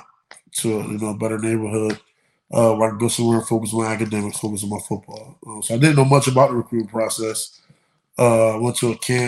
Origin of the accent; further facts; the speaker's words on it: Camden, New Jersey, United States; I come from Camden High School